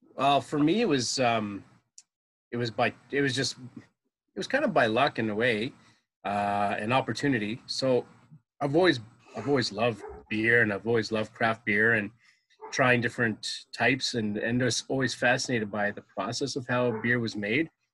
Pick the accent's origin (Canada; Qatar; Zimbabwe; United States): Canada; Ottawa, Ontario; also born or lived in Orleans, Ontario; born and raised in Ottawa, living in Orleans pretty much all my life.